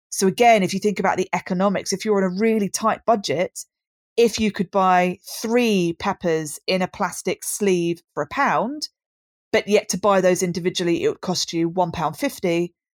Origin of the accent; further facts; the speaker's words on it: Brighton, South East England, United Kingdom; born and bred in Brighton, which is where I still am now